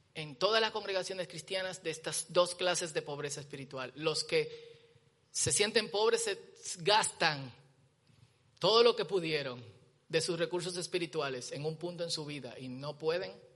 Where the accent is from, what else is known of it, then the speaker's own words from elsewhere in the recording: Dominican Republic; nosotros como dominicanos